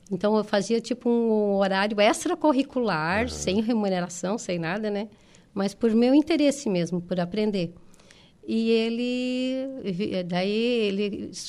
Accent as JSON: {"language": "Portuguese", "town": "Turvo", "region": "Santa Catarina", "country": "Brazil", "lives_now": "Florianópolis, Brazil", "said": "ir para Florianópolis, eu sou de Turvo, uhum. ir para Florianópolis já era, tu, parecia que tu estava desbravando o mundo"}